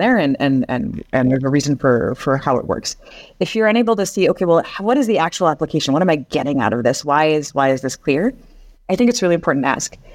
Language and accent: English; Seattle, Washington, United States; moved away as an adult; now in France; So I'm originally from the United States, uh, from Seattle, so the Northwest. And I moved to France when I was around twenty-three years old